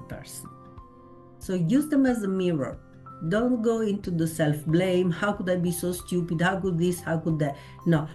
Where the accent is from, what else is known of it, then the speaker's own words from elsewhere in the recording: Italy; moved away; I come from Italy